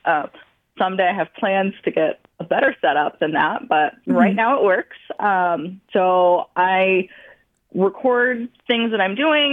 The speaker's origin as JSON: {"language": "English", "region": "Montana", "country": "United States", "said": "I am Blackfeet from Montana"}